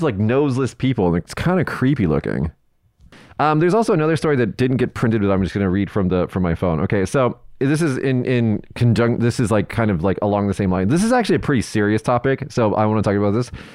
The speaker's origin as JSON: {"language": "English", "town": "Las Vegas", "region": "Nevada", "country": "United States", "said": "I'm from Vegas"}